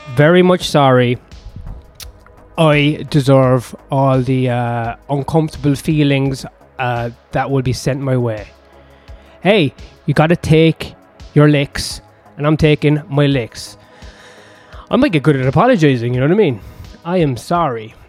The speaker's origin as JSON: {"language": "English", "country": "Ireland", "said": "I'm Irish"}